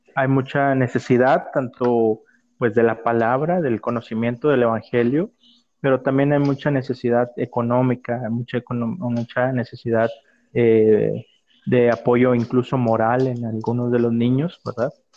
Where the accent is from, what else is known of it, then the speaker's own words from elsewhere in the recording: Chiapas, Mexico; de donde yo soy, que es del estado de Chiapas